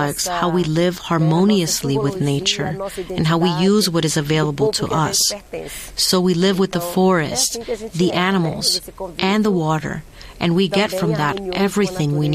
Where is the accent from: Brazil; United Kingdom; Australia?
Brazil; Arariboia, Maranhão; I was born in Arariboia, an indigenous territory in the state of Maranhão in the Brazilian Amazon